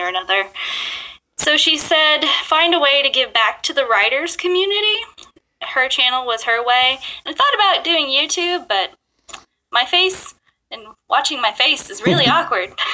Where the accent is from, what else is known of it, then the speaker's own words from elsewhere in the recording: Bluegrass region of Kentucky, United States; also born or lived in Japan; I grew up in the bluegrass region of Kentucky